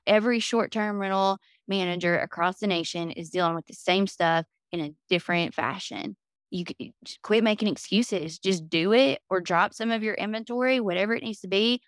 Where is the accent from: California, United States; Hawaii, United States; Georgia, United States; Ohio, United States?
Georgia, United States; Chatsworth; moved away as an adult; now in Destin, United States; in my hometown, if you went, like, an hour or two outside of Chatsworth, Georgia